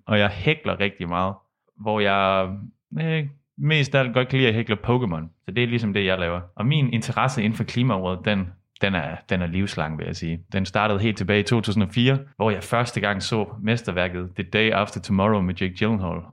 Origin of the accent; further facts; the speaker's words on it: Southern Jutland, Southern Denmark, Denmark; now in Aarhus, Denmark; jeg er sønderjød